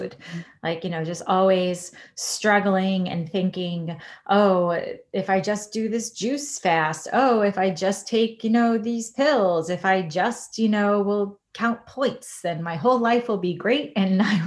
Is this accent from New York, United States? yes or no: yes; New York, United States; moved away as an adult; also born or lived in Washington, D.C. / Boston / Puerto Rico / San Diego; now in Chicago, United States; I'm originally from New York, although I have lived in 28 places over the last, since I left New York to go to college.